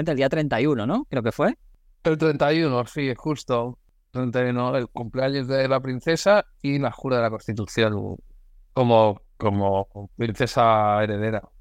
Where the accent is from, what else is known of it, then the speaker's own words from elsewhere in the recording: Galicia, Spain; also born or lived in Madrid; yo soy gallego, nacido en Madrid, pero me considero gallego, de hacer varias rutas fotográficamente en Galicia.